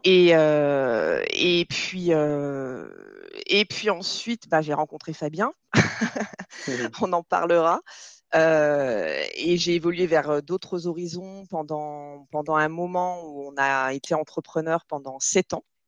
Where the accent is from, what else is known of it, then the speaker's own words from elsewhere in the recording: Nîmes, Occitania, France; also born or lived in Montpellier; now in Marseille, France; je suis là à Marseille, mais j'ai grandi à Nîmes